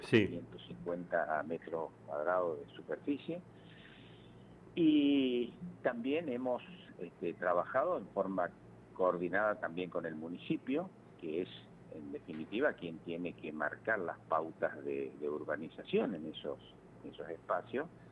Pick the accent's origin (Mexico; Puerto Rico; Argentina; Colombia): Argentina; Malabrigo, Santa Fe; now in Santa Fe, Argentina; yo soy de Malabrigo